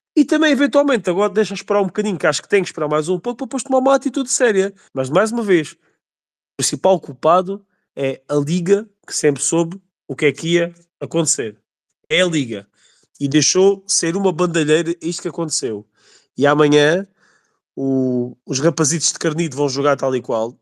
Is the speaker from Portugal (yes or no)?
yes; Alentejo, Portugal; eu sou alentejano, também sou, sou da Reolos, que é aqui ao pé da Évora